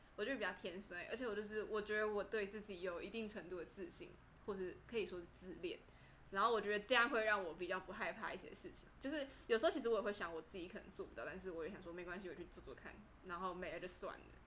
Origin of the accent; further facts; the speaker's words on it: Kaohsiung, Taiwan; also born or lived in Tainan; 其实我是台南人，然后后来我搬到高雄的时候，那时候其实我家里经济状况没有很好